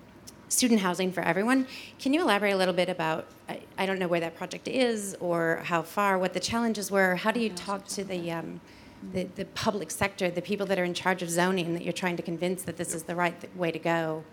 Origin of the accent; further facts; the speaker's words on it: United States; I'm here from the States